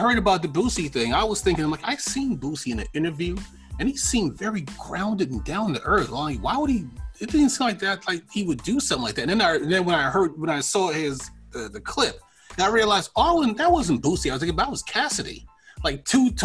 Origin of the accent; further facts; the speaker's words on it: New York, United States; I'm from New York.